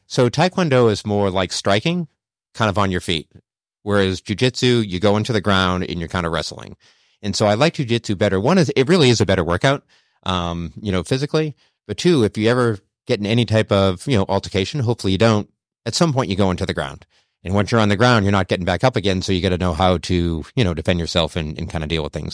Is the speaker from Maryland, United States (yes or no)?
no; Boston, Massachusetts, United States; moved away as an adult; also born or lived in Charlotte; born and bred in New England, actually in Boston. So my first thirty years there